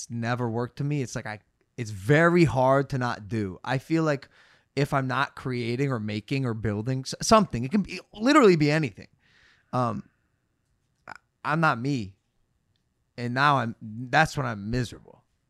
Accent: Cleveland, Ohio, United States; I'm from Cleveland.

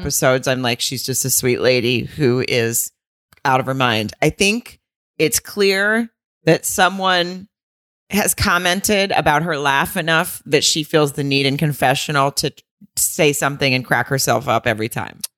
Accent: the South, United States; I'm from the South

